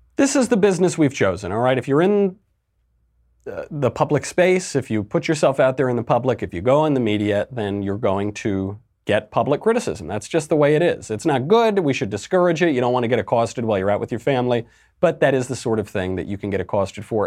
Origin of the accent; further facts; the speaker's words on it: New York, United States; I grew up in the Italian American culture here in New York, right where, uh, Fredo Cuomo is from